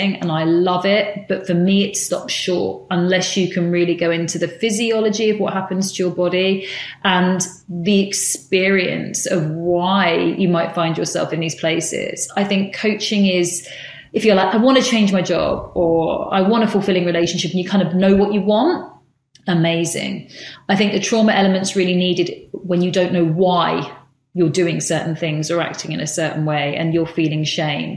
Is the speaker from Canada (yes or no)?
no; United Kingdom; moved away as an adult; also born or lived in San Francisco, United States; as a British kind of buttoned up girl